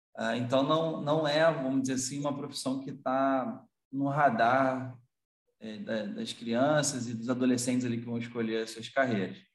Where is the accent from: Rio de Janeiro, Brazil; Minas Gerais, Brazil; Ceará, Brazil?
Rio de Janeiro, Brazil; Teresópolis; Eu sou de Teresópolis, na região serrana do Rio de Janeiro